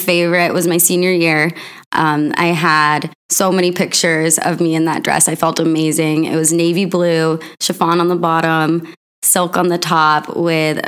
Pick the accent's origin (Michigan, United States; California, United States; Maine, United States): Maine, United States; now in Los Angeles, United States; I grew up in Maine